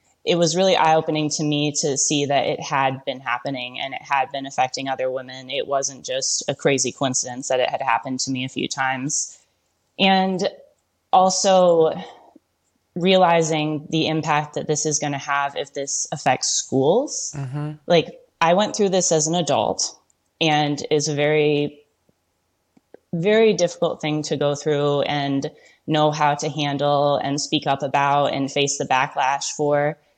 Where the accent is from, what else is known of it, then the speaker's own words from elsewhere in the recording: Michigan, United States; I grew up in Michigan.